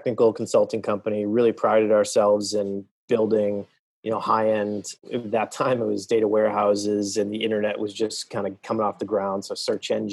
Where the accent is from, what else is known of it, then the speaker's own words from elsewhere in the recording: Boston, Massachusetts, United States; I am from the Boston area, native, still live there